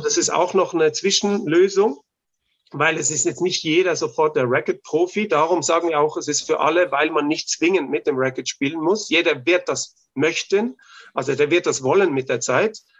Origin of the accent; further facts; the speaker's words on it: Austria; bei uns in Österreich